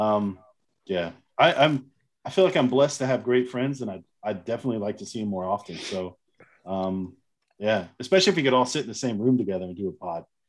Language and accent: English; United States; now in Germany; I'm an American in Germany